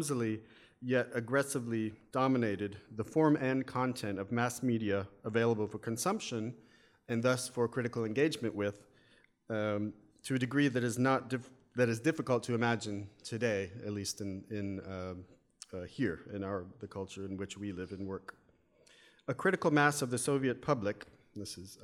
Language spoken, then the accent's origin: English; United States; accent: American; as you can tell from my my accent, probably, yes, I'm an American